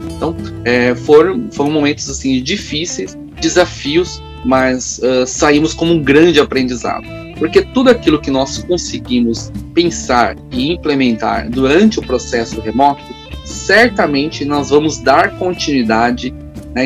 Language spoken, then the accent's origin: Portuguese; Diadema, São Paulo, Brazil; also born or lived in Campinas; eu ingressei no cargo aqui em Diadema, que é a minha cidade natal